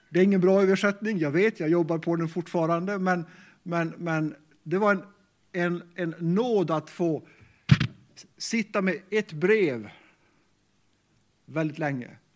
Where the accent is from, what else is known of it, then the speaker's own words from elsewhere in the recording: Sweden; first language Meänkieli; Swedish is a second language; Mitt första språk är kvenska, meänkieli. Det är det språk som jag lärde av mina föräldrar. Och eh, faktiskt sen har jag lärt mig svenska i skolan.